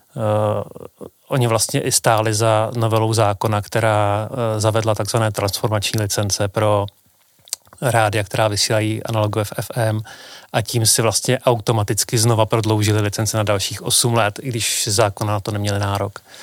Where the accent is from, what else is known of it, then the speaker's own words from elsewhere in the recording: Pardubice, Pardubice Region, Czechia; v Pardubicích, odkud pocházím